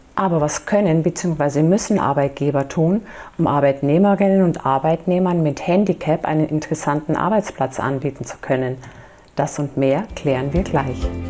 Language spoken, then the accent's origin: German; Germany; bei uns in Deutschland